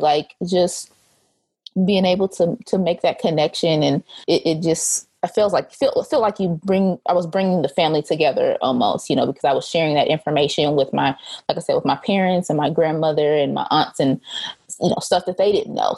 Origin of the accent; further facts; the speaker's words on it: Muskogee, Oklahoma, United States; moved away as an adult; now in Texas, United States; I am originally from the Muskogee Summit, Oklahoma area. That is where I grew up for most of my childhood